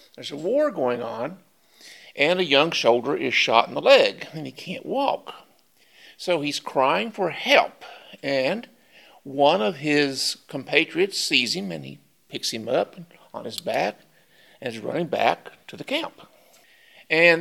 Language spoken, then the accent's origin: English; Wayne County, Kentucky, United States; now in Lexington, United States; I'm from Wayne County. I've been here in Lexington since 82